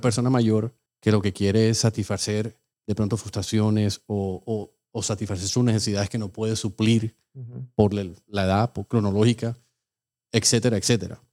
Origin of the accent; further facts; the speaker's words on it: Colombia; also born or lived in New Jersey; now in Miami, United States; nosotros salimos de Colombia